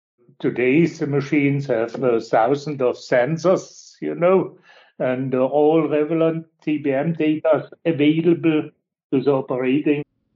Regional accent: Allmannsweier, Baden-Württemberg, Germany; also born or lived in Switzerland; I am born in the region and I was growing up in Almansweier, where our factory is now.

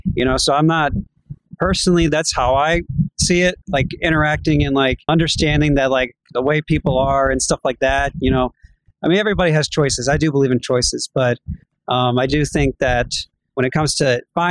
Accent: Georgia, United States; also born or lived in New Jersey; I was born in New Jersey, and I was 3 months old, and then right away we went down to Georgia, and I've been here ever since.

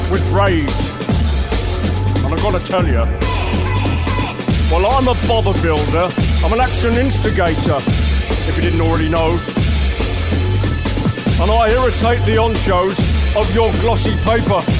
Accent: London, United Kingdom; I'm from London. Born and bred.

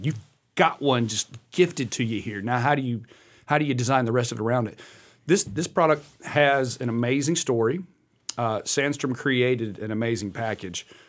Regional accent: Welcome, North Carolina, United States; a little town called Welcome

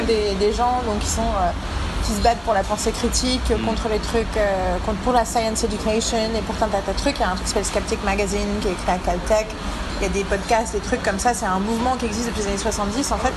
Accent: Paris, Île-de-France, France; je suis une parisienne blanche

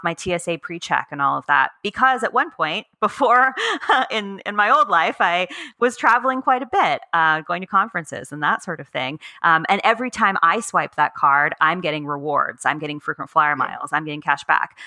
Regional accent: United States; I'm American

